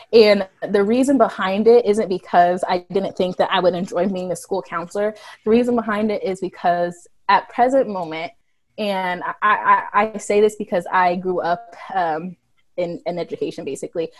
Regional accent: Missouri, United States; So we're, we're all from Missouri. We all live in Missouri our whole life

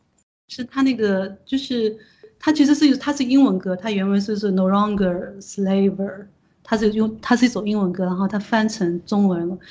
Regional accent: China; 我们中国人已过的几千年里面，我们从来都没有想过的事情，因为我们都是一直都是被这种皇权，然后被这种，呃，像现在共产党其实也是一样，都是被我们都被奴役的

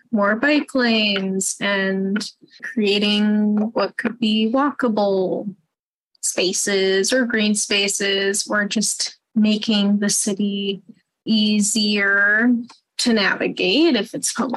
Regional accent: Winnipeg, Manitoba, Canada; I grew up in South Osborne

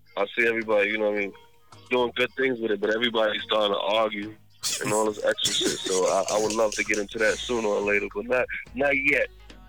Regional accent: New York City, New York, United States; now in New Jersey, United States; I was born in Queens, New York.

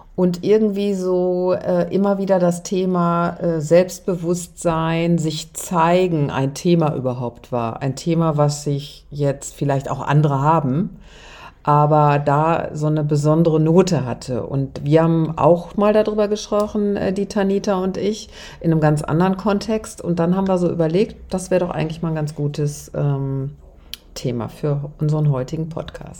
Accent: Germany; Ich als Deutsche

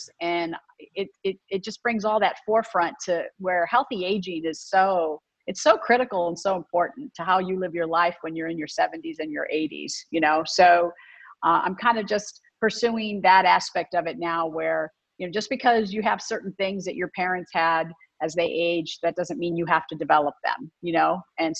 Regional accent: Canton, Ohio, United States; I grew up in Ohio, in Canton, Ohio.

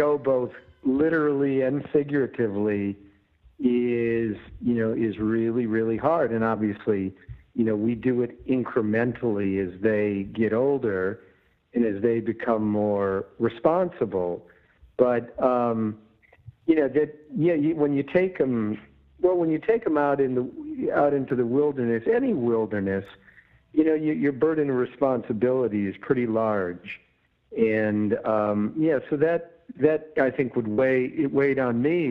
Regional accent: Wisconsin, United States; I grew up in Wisconsin, and when I left at 18, I swore I'd never return

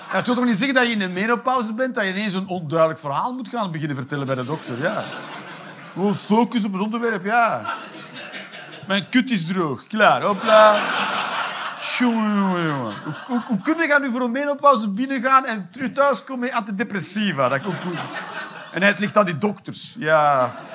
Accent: Limburg, Flanders, Belgium; als Limburger

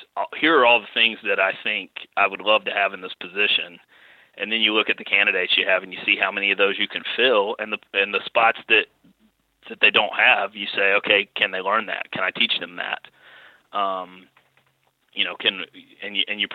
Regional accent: North Carolina, United States; moved away as an adult; now in Fayetteville, United States; growing up in North Carolina

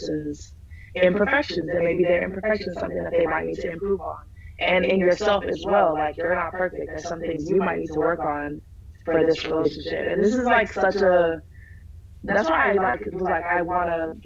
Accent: Minneapolis, Minnesota, United States; also born or lived in Alabama; I'm from Minnesota, born and raised.

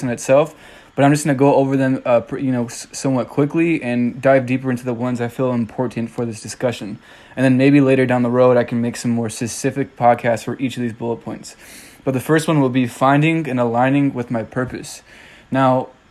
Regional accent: California, United States; moved away as an adult; now in Tennessee, United States; I'm initially from California

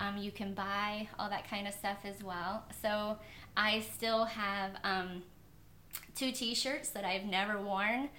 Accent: Kentucky, United States; moved away; I'm originally from Kentucky. It's a really small little town, and I grew up on a farm

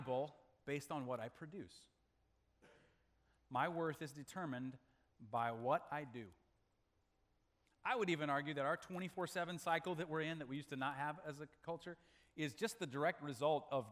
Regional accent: Malawi; moved away; I was born in Malawi, Africa

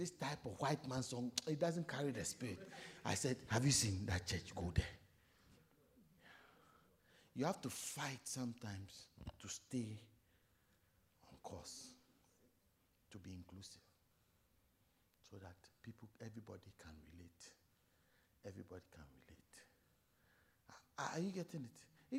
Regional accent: South Africa; I said, me, I'm not a Ghanaian, I'm a Zulu boy.

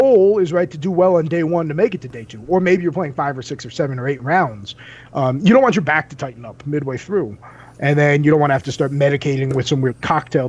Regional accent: New Jersey, United States; now in Colorado, United States; I'm from Jersey

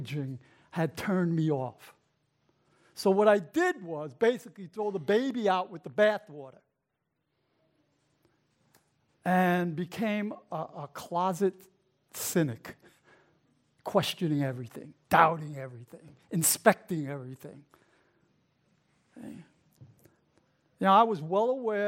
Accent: New York City, New York, United States; also born or lived in Brooklyn; I was raised in the Bronx.

